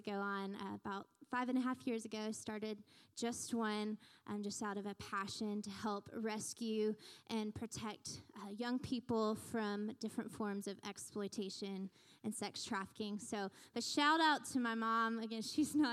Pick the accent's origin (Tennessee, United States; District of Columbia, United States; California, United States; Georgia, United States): Georgia, United States; Newnan; now in Smyrna, United States; I was born and raised in Noonan